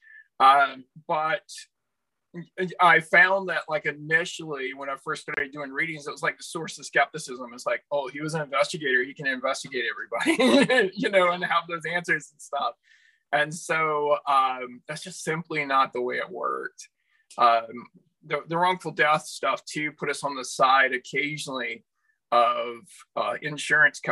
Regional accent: South Carolina, United States; moved away as an adult; now in Canada; I grew up in the Bible Belt in South Carolina

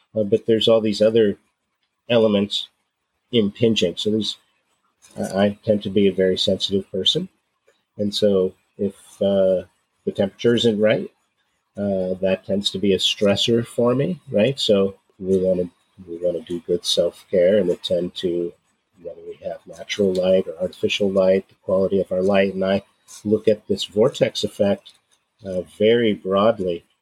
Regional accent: San Francisco Bay Area, California, United States; moved away; also born or lived in Oregon; I grew up in the San Francisco Bay Area

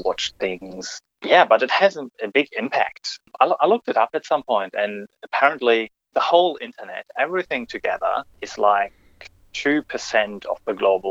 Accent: Germany; moved away as an adult; now in Australia; I grew up in Germany

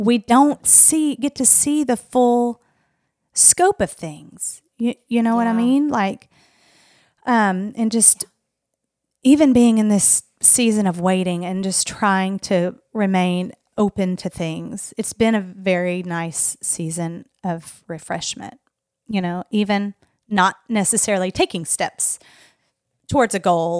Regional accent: Arkansas, United States; I am from Arkansas, that's for sure.

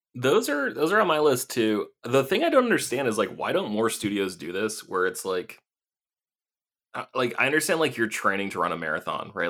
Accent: Maine, United States; moved away as an adult; also born or lived in Vermont / Los Angeles / San Francisco; I grew up in Maine

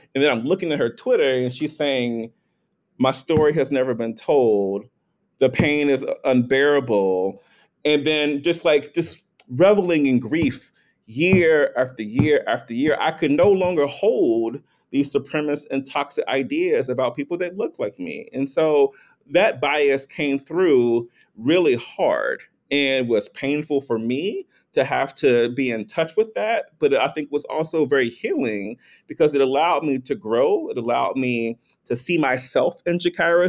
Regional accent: North Carolina, United States; I'm from North Carolina, I'm a gay black man, and, and grew up in an environment

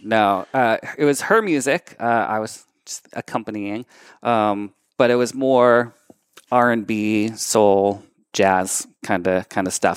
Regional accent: Methuen, Massachusetts, United States; also born or lived in Lawrence, Massachusetts; So I was born in Lawrence, grew up in Methuen, spent a decade kinda living around, but came back to Lawrence

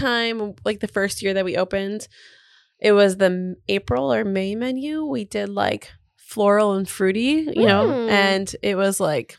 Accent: New Jersey, United States; moved away; I'm from New Jersey.

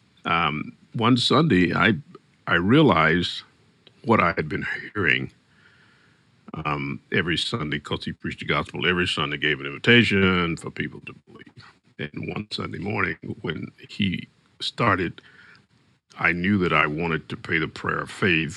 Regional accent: Arkansas, United States; born and raised in Arkansas

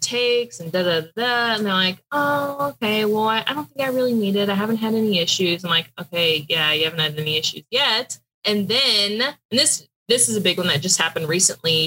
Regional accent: Houston, Texas, United States; moved away as an adult; also born or lived in Pikeville, Kentucky; I'm from Houston, very big city, and I went to college in Pikeville, Kentucky

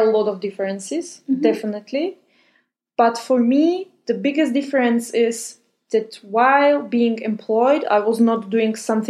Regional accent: Slovakia; moved away as an adult; also born or lived in Austria / Spain; now in Germany; So I was born in Slovakia.

